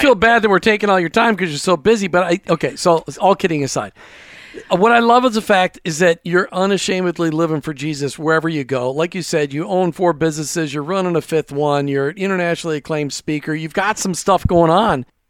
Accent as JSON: {"language": "English", "region": "Minnesota", "country": "United States", "tie": "born or raised there", "said": "I grew up in Minnesota"}